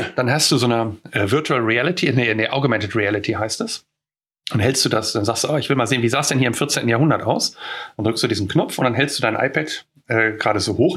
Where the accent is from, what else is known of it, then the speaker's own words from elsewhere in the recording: near Neandertal, North Rhine-Westphalia, Germany; wo ich herkomme, sage ich immer mhm. näher Neandertal